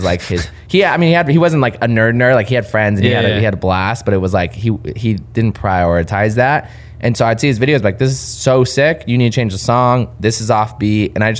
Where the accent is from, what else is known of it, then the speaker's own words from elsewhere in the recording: Claremont, California, United States; That's born and raised in Southern California.